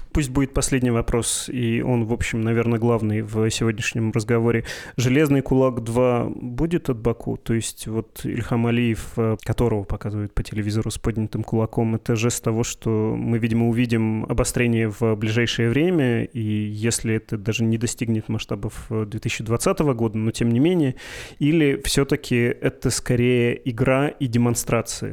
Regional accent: Perm, Perm Krai, Russia; accent: Ural; я пермяк, я с детства такую речь слышу

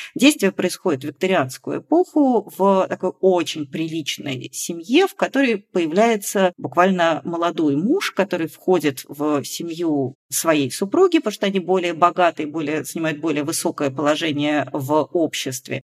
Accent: Georgia; moved away; Я, поскольку выросла в Грузии

